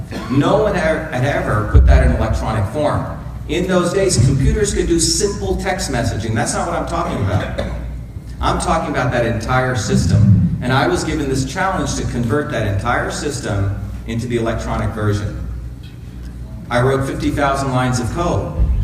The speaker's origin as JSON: {"language": "English", "country": "India", "tie": "born or raised there", "moved": "yes", "said": "I grew up in India"}